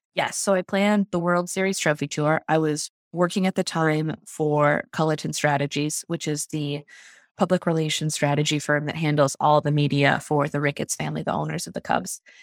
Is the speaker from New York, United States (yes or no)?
no; Park Ridge, Illinois, United States; I grew up in Park Ridge, which is a suburb on the northwest side of the city.